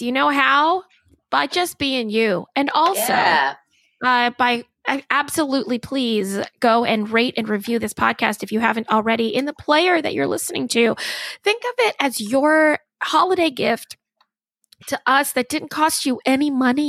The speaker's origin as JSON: {"language": "English", "country": "Philippines", "said": "just because I'm Filipino doesn't mean we know each other."}